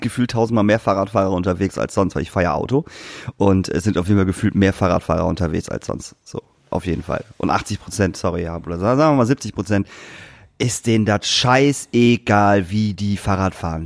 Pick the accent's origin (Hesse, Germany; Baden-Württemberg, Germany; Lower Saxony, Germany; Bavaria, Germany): Lower Saxony, Germany; Lingen; in Lingen, meiner Heimatstadt